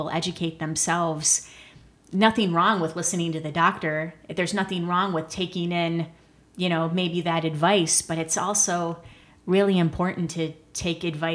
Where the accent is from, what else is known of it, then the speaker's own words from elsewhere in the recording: Michigan, United States; now in Los Angeles, United States; we're from Michigan